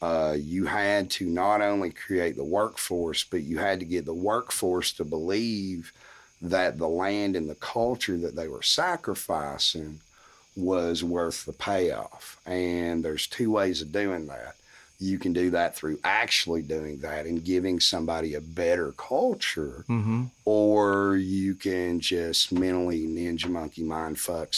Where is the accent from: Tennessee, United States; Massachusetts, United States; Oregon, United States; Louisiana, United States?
Tennessee, United States; Morristown; I'm from Morristown, Tennessee. Okay. I grew up in some of the poorest school systems per capita in the country